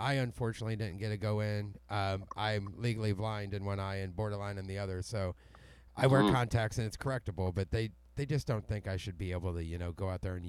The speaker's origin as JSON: {"language": "English", "region": "Missouri", "country": "United States", "tie": "born or raised there", "moved": "yes", "lives_now": "Alabama, United States", "said": "I grew up in the Midwest, and I say I'm from Missouri. I live in Alabama now, but I'm from Missouri."}